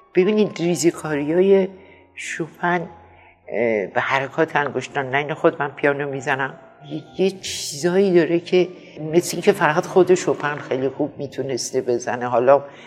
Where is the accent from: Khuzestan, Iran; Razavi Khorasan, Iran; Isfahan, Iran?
Razavi Khorasan, Iran; Mashhad; moved away; also born or lived in Paris, France; همشهری فردوسی